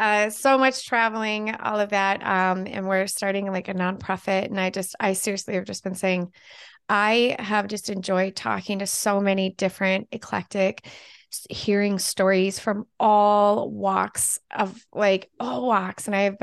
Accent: California, United States; moved away; Well, I'm the opposite. I grew up in California, but live in Minnesota.

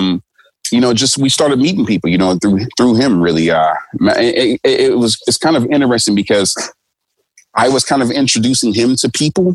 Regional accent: United States; moved away; I'm American

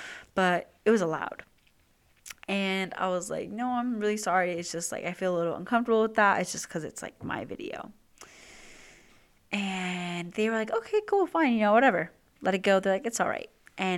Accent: California, United States; we know we're the same age, we're both from SoCal

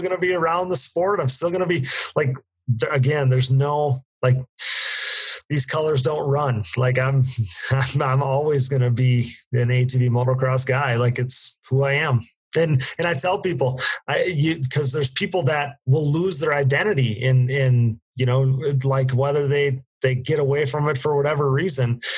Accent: Wisconsin, United States; I'm from the Midwest, I'm from Wisconsin

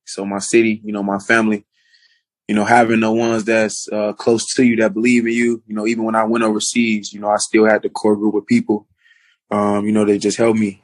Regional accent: United States; to be in my home country playing

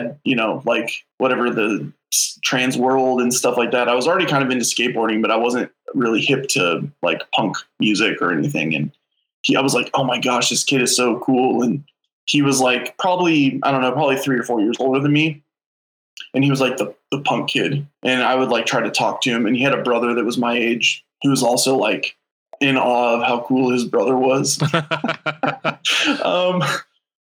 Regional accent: Millersville, Tennessee, United States; now in St. Louis, United States; I grew up in outside of Nashville, Tennessee

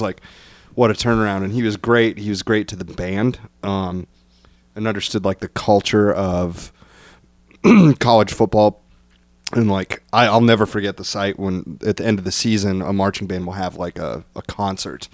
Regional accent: Bryan, Ohio, United States; I'm from Bryan, Ohio.

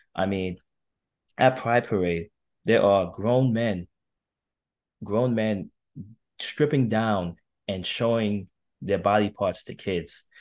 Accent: New York City, New York, United States; it was definitely challenging growing up in New York

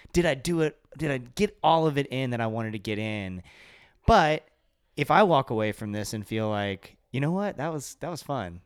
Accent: Kentucky, United States; I was born in Kentucky

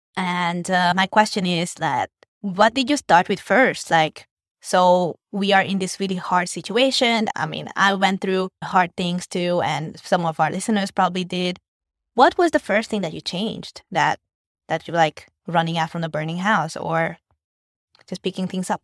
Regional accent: Hungary; born or raised there; moved away as an adult; now in Vietnam

